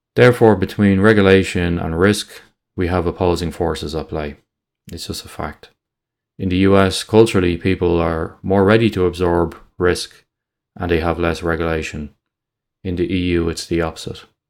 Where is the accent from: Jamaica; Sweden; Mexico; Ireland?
Ireland; in Ireland, we don't like people getting above their station